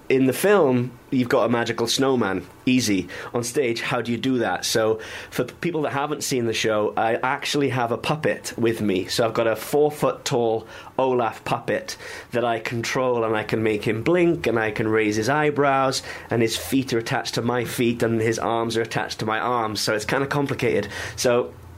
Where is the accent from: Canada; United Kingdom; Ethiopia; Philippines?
United Kingdom; Wales; I'm Welsh.